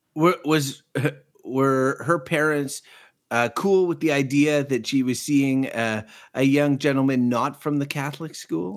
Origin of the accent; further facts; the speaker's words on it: Quebec, Canada; now in Ottawa, Canada; I grew up in the province of Quebec